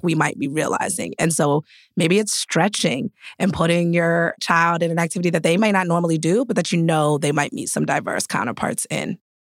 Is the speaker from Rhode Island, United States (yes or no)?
yes; East Providence, Rhode Island, United States; I grew up in, like, the melting pot of diversity. I'm from East Providence, Rhode Island.